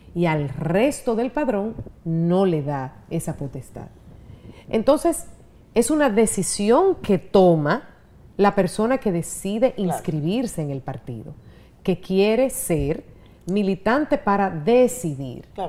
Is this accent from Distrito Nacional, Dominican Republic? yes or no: no; Gurabo, Santiago, Dominican Republic; moved away; mi infancia en Gurabo, que lo disfruté tanto